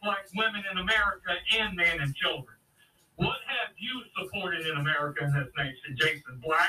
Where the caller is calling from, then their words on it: Memphis, Tennessee, United States; calling out of Memphis, Tennessee.